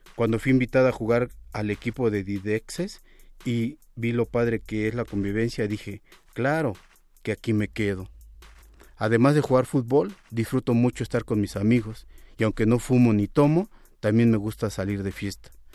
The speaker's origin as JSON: {"language": "Spanish", "region": "Mexico City", "country": "Mexico", "tie": "born or raised there", "said": "Nací en Iztapalapa, una zona muy nice, y tuve una infancia con muchas carencias"}